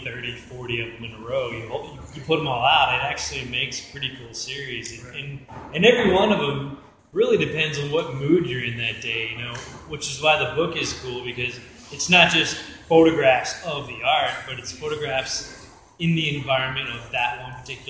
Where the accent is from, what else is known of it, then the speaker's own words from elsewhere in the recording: East Coast, United States; also born or lived in Santa Barbara; now in Los Angeles, United States; I came here from Santa Barbara, originally from the East Coast